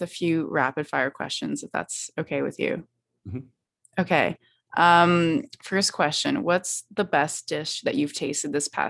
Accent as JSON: {"language": "English", "town": "Vancouver", "region": "British Columbia", "country": "Canada", "said": "I'm in from Vancouver"}